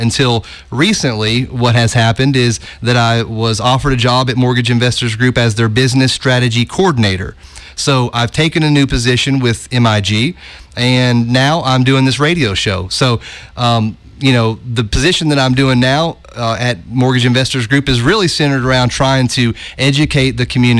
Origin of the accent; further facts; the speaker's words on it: Oak Ridge, Tennessee, United States; moved away as an adult; also born or lived in Knoxville / Atlanta; I was born in Knoxville, grew up in Oak Ridge. And you know, part of my story is that I moved down to Atlanta